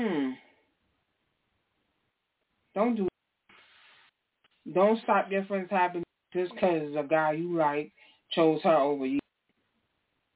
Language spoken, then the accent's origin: English; New York, United States; moved away as an adult; now in New Jersey, United States; I'm from New York. I'm not from Jersey. I'm originally from New York